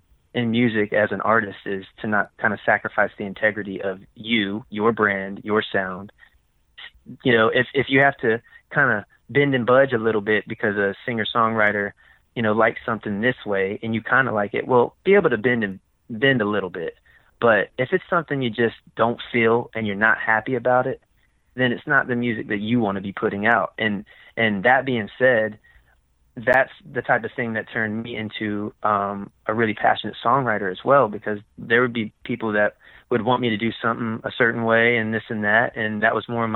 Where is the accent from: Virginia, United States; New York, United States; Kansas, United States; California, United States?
Virginia, United States; I came back to Virginia